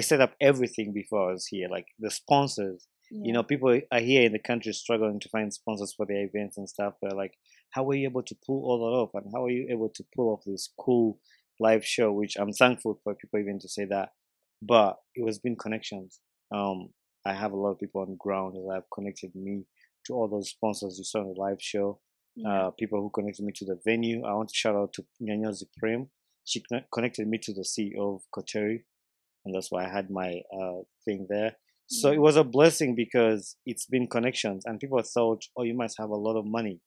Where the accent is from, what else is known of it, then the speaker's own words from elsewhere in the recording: Uganda; now in Michigan, United States; born and raised in Uganda. I currently live in the United States of America in Michigan